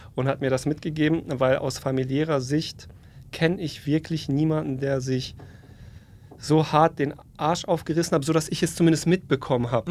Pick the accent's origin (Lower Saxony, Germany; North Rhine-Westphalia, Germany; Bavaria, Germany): North Rhine-Westphalia, Germany; also born or lived in Poland; bin in NRW groß geworden